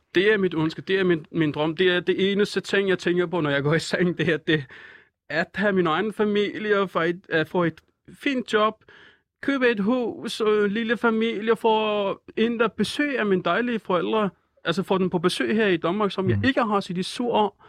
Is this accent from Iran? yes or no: yes; Iran; Danish is a second language; moved away as an adult; also born or lived in Nørrebro, Copenhagen; now in Copenhagen, Denmark; jeg er fra Iran